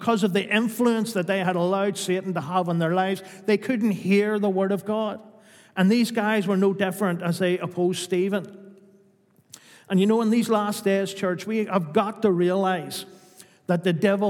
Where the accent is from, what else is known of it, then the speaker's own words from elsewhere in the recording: Newtownards Road, Northern Ireland, United Kingdom; I grew up in the Newton Hodge Road